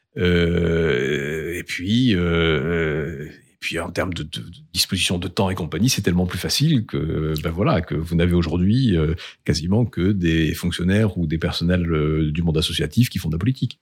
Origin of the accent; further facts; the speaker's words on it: Bordeaux, Nouvelle-Aquitaine, France; also born or lived in Lyon; now in Strasbourg, France; je suis bordelais, j'ai vécu à Lyon, mais mais les fidélités sont ici.